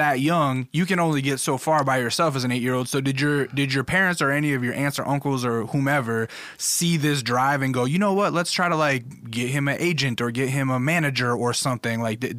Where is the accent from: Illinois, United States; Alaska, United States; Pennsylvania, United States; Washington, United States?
Alaska, United States; The reason I ask, I grew up in Alaska, and I always had dreams of being a musician or being something when I got older.